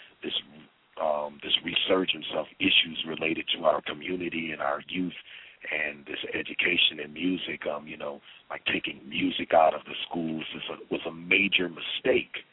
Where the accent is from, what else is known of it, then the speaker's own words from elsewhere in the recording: Minneapolis, Minnesota, United States; I was born and raised in Minneapolis, Minnesota